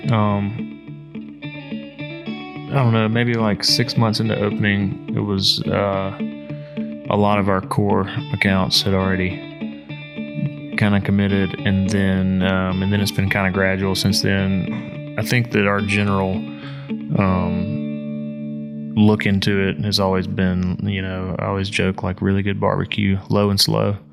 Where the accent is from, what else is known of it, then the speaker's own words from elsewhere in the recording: Mississippi, United States; moved away; I'm not, I'm not from Appalachia. I'm from Mississippi